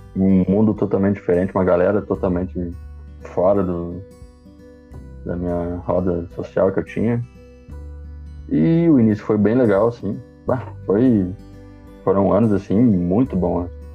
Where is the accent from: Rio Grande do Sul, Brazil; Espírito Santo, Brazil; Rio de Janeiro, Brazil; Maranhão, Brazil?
Rio Grande do Sul, Brazil; Passo Fundo; sou aqui de Passo Fundo, Rio Grande do Sul